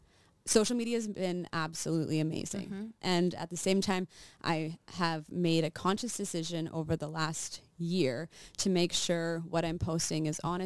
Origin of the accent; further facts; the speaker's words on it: Regina, Saskatchewan, Canada; also born or lived in United States; We lived here and then my parents all moved to the States.